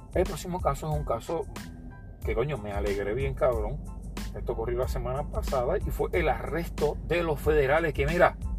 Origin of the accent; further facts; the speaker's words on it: Ponce, Puerto Rico; aquí en mi, en mi pueblo de Ponce